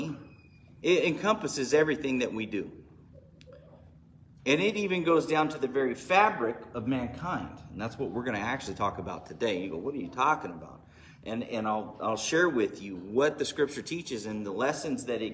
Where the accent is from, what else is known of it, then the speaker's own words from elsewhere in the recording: Bakersfield, California, United States; I am from Bakersfield